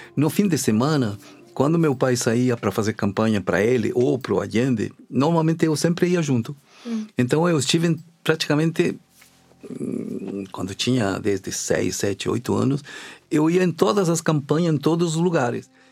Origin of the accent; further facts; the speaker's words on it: Chile; now in Brazil; eu sou chileno